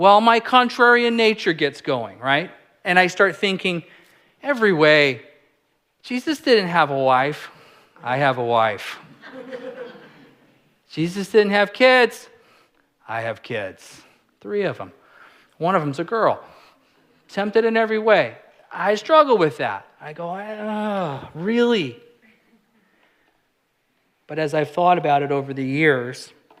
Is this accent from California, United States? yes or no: yes; California, United States; I'm a California kid. I'm from California